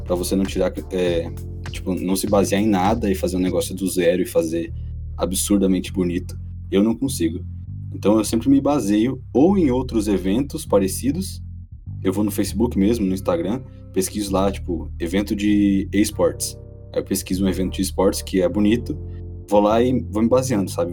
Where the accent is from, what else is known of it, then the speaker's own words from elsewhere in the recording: Rio Grande do Sul, Brazil; moved away as an adult; now in Brasília, Brazil; eu sou gaúcho, tenho 23 anos eu moro em Brasília tem dois anos só